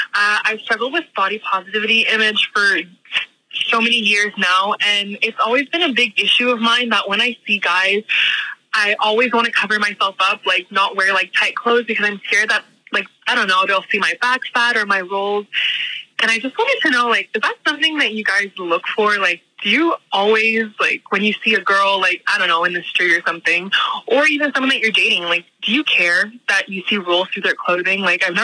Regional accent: Montreal, Quebec, Canada; from Canada. I'm from Montreal, Quebec

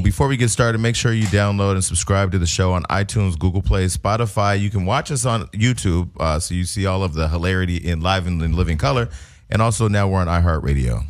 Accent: Bay Area, Northern California, United States; now in Los Angeles, United States; I'm from Northern California, the Bay Area, that's, we the home of the scam.

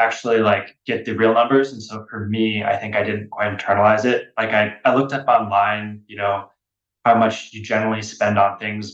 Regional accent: Bainbridge Island, Washington, United States; grew up on Bainbridge Island. So it's like an island in the Pacific Northwest

